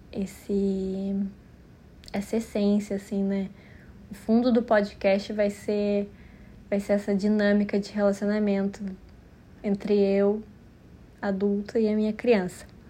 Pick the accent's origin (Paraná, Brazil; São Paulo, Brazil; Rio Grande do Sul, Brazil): Rio Grande do Sul, Brazil; Porto Alegre; eu nasci em Porto Alegre, no Rio Grande do Sul